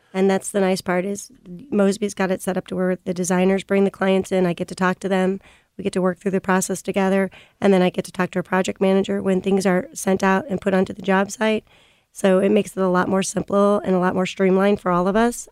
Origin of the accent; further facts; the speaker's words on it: St. Louis, Missouri, United States; I was born and raised in Saint Louis.